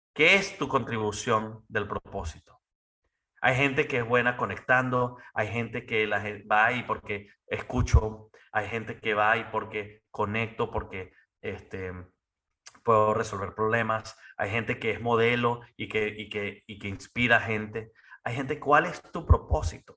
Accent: Venezuela; now in United States; como buen venezolano, buen latino

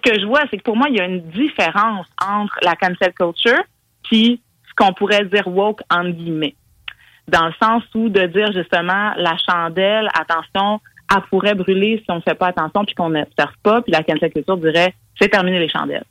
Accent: Quebec, Canada; en tant que Québécois, Québécoise

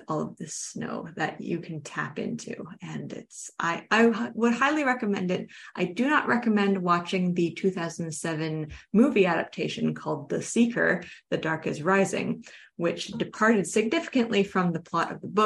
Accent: Toronto, Ontario, Canada; I grew up in Toronto. I'm very Southern Canadian.

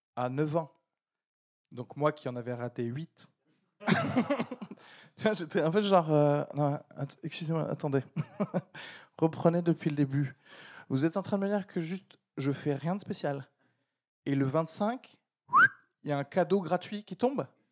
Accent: France; also born or lived in Algeria; je suis né en Algérie, de parents nés en Algérie, de grands-parents nés. Tu peux remonter comme ça jusqu'à Moufassa. D'accord Si on me fait le test ADN, euh, vous savez quels sont vos ancêtres et tout ça, bon, on va me dire, monsieur, vous êtes 100% de l'huile d'olive. D'accord Et euh, je suis arrivé en France avec ma famille euh, quand j'avais 9 ans

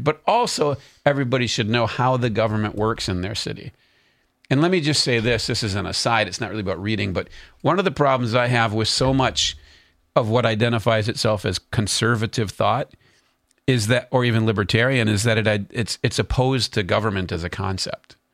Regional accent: North Carolina, United States; also born or lived in Concord, North Carolina; we're from North Carolina.

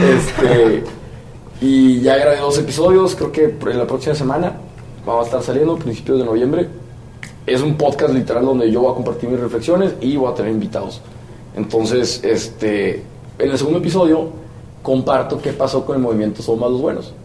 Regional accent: Torreón, Coahuila, Mexico; moved away as an adult; now in Monterrey, Mexico; Soy de Torreón, tengo 25 años, me vine a Monterrey hace 25 años. Ah, cabrón, no, no. me vine a Monterrey hace 5 años

